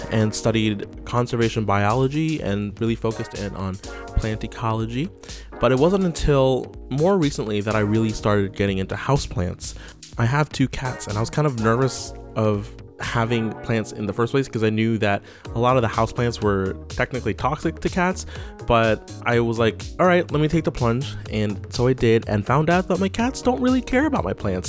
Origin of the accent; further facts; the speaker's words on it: Syracuse, New York, United States; I'm from Syracuse, New York